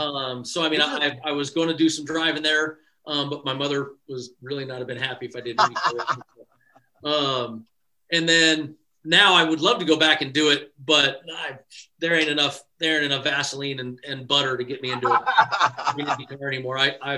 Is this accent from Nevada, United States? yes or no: yes; Las Vegas, Nevada, United States; I'm from Las Vegas, as most everybody knows.